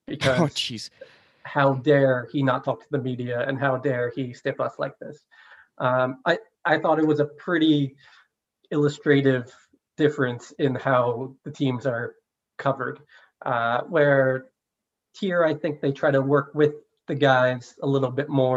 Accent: New Jersey, United States; moved away as an adult; now in San Francisco, United States; I did not grow up here. I grew up in New Jersey. I've been on the East Coast my whole life

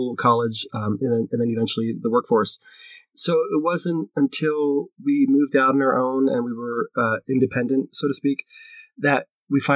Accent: Philadelphia, Pennsylvania, United States; moved away as an adult; now in Denver, United States; when I moved out to Denver, I'm from Philadelphia

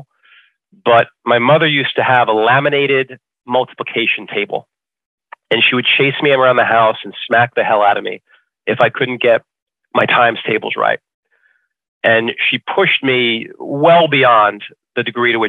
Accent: New York City, New York, United States; also born or lived in Staten Island; Grew up, born in Brooklyn. What used to be called Bensonhurst.

